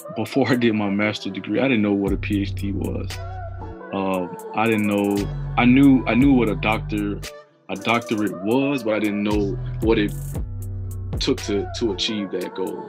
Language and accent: English; Tallahassee, Florida, United States; I was born and raised in Tallahassee